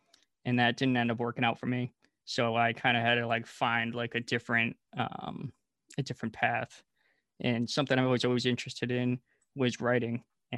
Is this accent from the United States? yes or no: yes; East Bridgewater, Massachusetts, United States; So I grew up in a small town in Massachusetts called East Bridgewater.